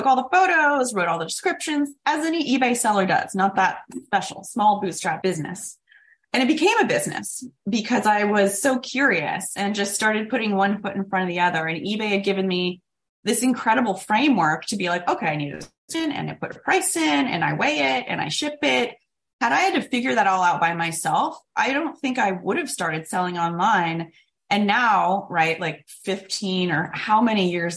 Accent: Sacramento, California, United States; also born or lived in San Diego, California; I was born in San Diego, lived there till I was seven, mostly grew up in beautiful Sacramento, California

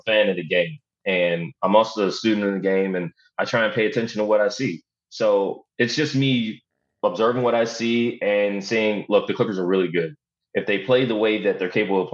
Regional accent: Philadelphia, Pennsylvania, United States; I'm from Philadelphia

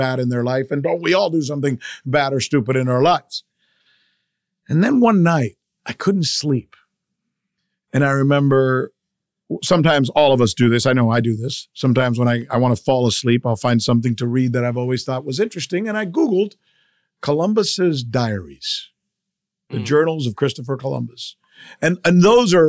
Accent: Cuba; moved away; I'm from Cuba

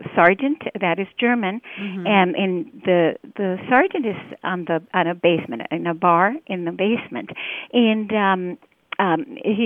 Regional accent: Mexico City, Mexico; moved away; I'm Mexican, and I was born in Mexico City

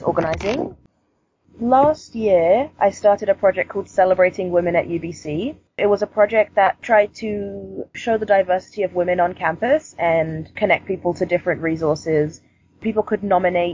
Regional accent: London, United Kingdom; now in Vancouver, Canada; Originally, I'm from London, and London is a lot more diverse than Vancouver, I would say. I grew up in a predominantly black community

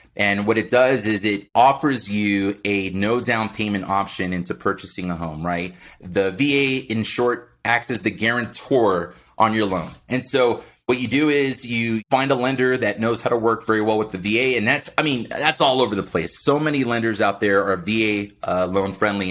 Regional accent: Miami, Florida, United States; moved away; born and raised in Miami, Florida.

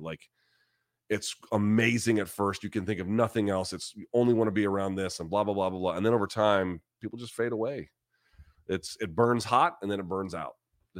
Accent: New Zealand; I'm like Master P with the pumpkin pie. Like, let's do it. Let's go. All in favor of it. I'm a Kiwi.

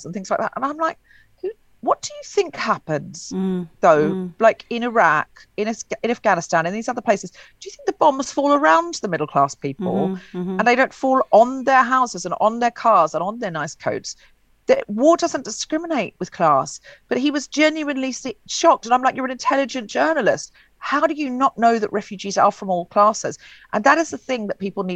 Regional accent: Queensland, Australia; moved away; I'm from Queensland in Australia originally

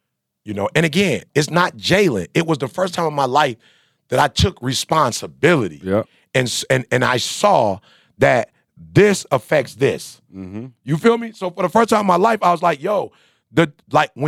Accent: Midwest, United States; I'm from the Midwest

